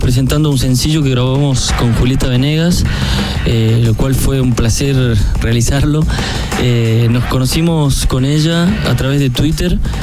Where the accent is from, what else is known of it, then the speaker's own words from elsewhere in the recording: Argentina; Vengo de Argentina